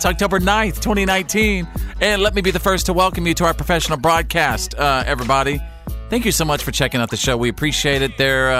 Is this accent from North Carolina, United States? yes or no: no; Texas, United States; my home state of Texas, the Lone Star State.